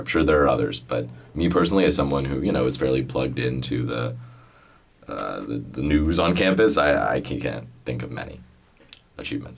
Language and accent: English; Boston, Massachusetts, United States; moved away; I'm from Boston